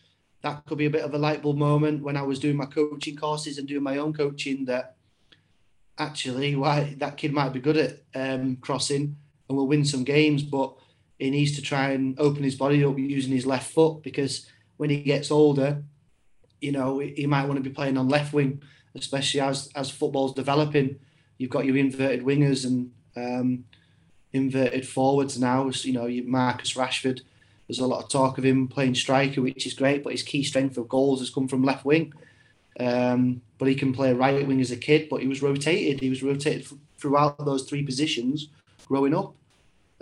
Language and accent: English; Warrington, North West England, United Kingdom; also born or lived in York; So I was born in York and then I was raised in Warrington.